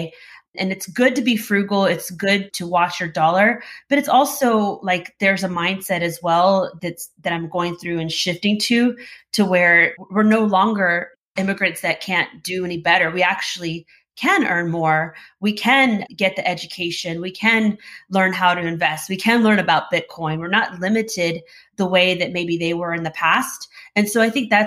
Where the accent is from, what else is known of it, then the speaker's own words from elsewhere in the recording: Houston, Texas, United States; I was born here in Houston.